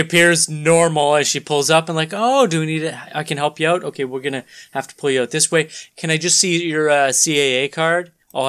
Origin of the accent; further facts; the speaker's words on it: Canada; is it us just being Canadian that we have a different perspective?